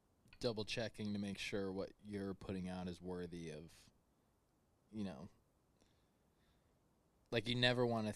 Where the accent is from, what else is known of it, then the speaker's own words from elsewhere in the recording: United States; I'm an American